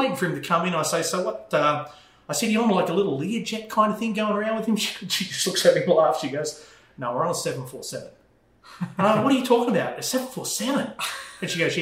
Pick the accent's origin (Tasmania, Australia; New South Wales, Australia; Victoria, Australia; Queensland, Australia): Victoria, Australia; Melbourne; accent: Australian; moved away as an adult; also born or lived in Arizona; now in United States; I'm from Melbourne